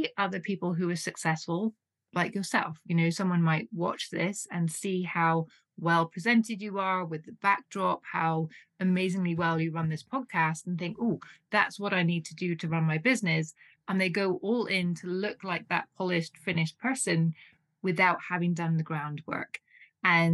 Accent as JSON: {"language": "English", "country": "United Kingdom", "moved": "yes", "lives_now": "Switzerland", "said": "you may tell from my accent, I'm originally from the UK"}